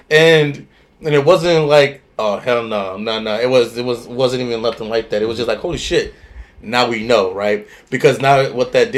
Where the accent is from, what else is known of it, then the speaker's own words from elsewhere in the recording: Cleveland, Ohio, United States; I am from Cleveland, Ohio